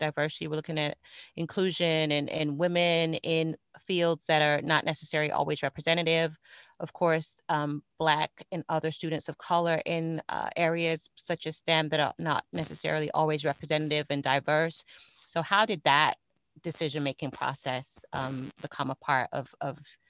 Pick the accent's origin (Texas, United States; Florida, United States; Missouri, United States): Florida, United States; Fort Lauderdale; also born or lived in Miami, Florida; my home state of Florida. Actually, I'm in South Florida